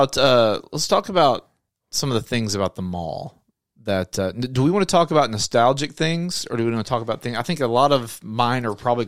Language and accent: English; Arkansas, United States; you're going to go to the mall instead of playing out in the creek like we would do growing up in Arkansas.